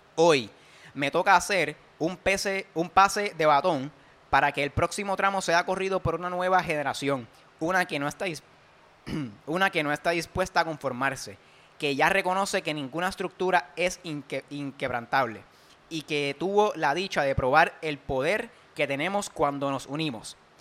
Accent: Puerto Rico; yo soy millonario boricua

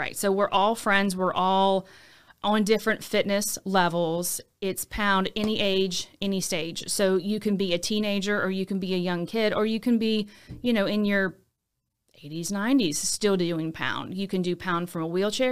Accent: Baton Rouge, Louisiana, United States; also born or lived in Lafayette; I'm from Baton Rouge. I went to high school in Baton Rouge.

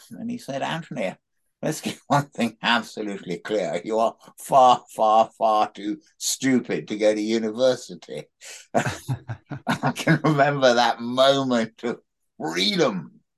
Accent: Sudan; also born or lived in Egypt; But I was brought up in the Sudan and in Egypt and sort of keeping pet scorpions and taking paddle steamers down the Nile.

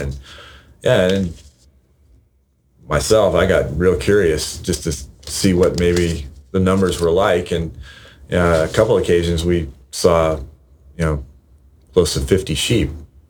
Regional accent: Carpinteria, California, United States; also born or lived in Santa Monica, California / Santa Barbara, California / South Bay, California; I've lived in Carpinteria since 1975, and my parents bought a beach house in Carpinteria then.

